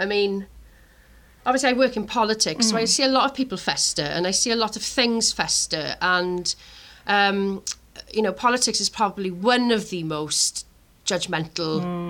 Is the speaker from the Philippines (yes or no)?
no; Tumble, Wales, United Kingdom; we're from Tumble